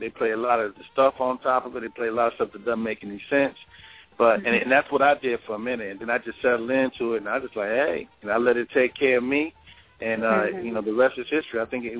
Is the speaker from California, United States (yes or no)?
yes; California, United States; I'm from California